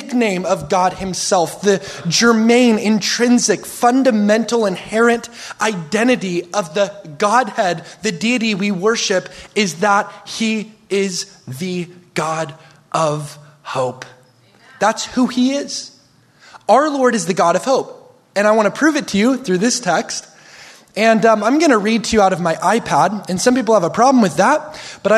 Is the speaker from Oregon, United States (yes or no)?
yes; Oregon, United States; We're from Oregon